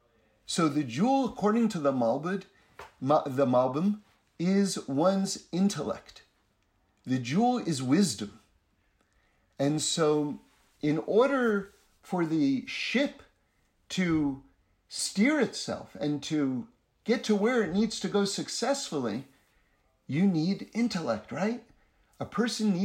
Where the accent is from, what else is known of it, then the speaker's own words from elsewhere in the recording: United States; for those of us growing up in America